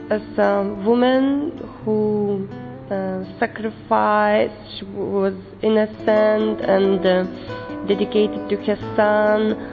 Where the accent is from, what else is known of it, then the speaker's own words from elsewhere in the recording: Lithuania; I come from Lithuania. I'm 29 years old.